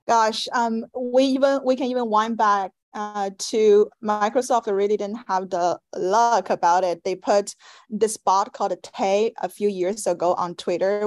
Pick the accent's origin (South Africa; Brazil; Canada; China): China; Shanghai; moved away as an adult; also born or lived in Paris, France; now in United States; growing up in Shanghai, a very metropolitan and uh, competitive city